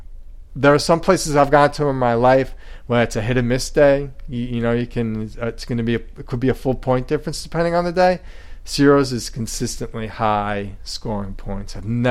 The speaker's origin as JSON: {"language": "English", "town": "Commack", "region": "New York", "country": "United States", "tie": "born or raised there", "said": "I'm from Comac. I'm brought up in Comac, but later in life I realized we're saying it wrong. And now I'm from Carmack."}